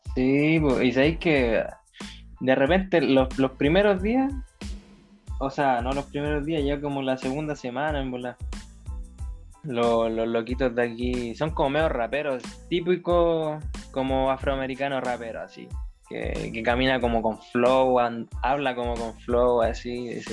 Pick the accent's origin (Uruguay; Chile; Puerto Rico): Chile; now in United States; en la misma casa mía, pues allá en Chile